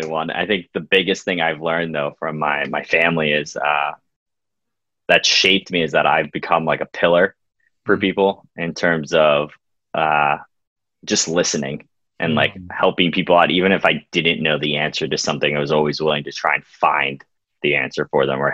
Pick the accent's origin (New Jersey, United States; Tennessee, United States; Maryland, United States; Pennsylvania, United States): Pennsylvania, United States; Coopersburg; moved away; also born or lived in Philadelphia, Pennsylvania; I grew up in Coopersburg, PA, right outside of Quakertown